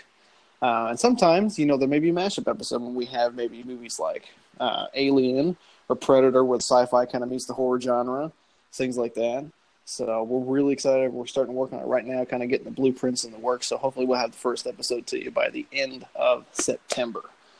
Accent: Joplin, Missouri, United States; we grew up in Joplin, Missouri, which is where the podcast is based out

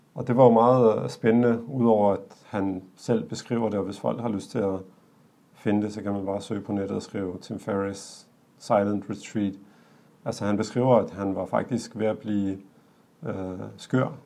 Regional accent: Denmark; os, der er født og opvokset her

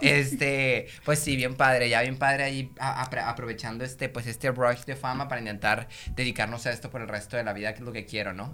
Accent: Monterrey, Nuevo León, Mexico; yo soy aquí de Monterrey, tengo 25 años

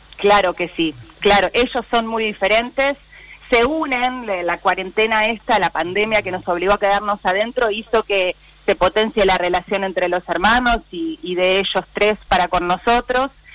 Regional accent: San Martín, Buenos Aires Province, Argentina; Yo nací en San Martín y estábamos a 10 cuadras de la General Paz y Constituyentes

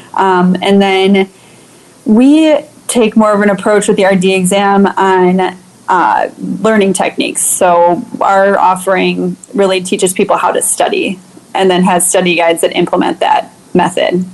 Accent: Chicago, Illinois, United States; I grew up in Chicago during the 90s

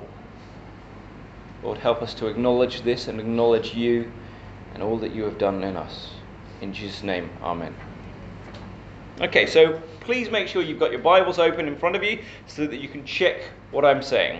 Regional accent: Crowthorne, South East England, United Kingdom; moved away; also born or lived in Scotland / London; I grew up in a small town outside London called Crowthorne

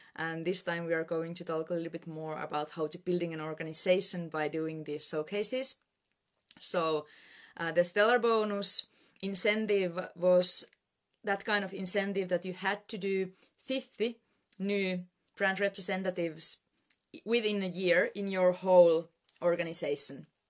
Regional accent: Finland; I'm Presidential Director from Finland

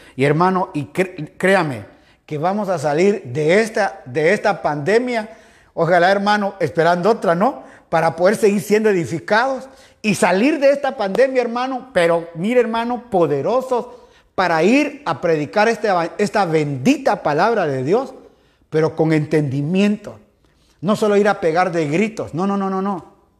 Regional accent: Guatemala; now in Guayaquil, Ecuador; como decimos allá en mi país Guatemala

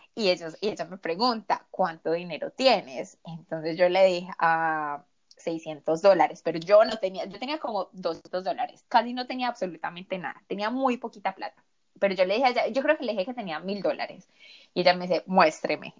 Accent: Colombia; por el hecho de ser colombiana

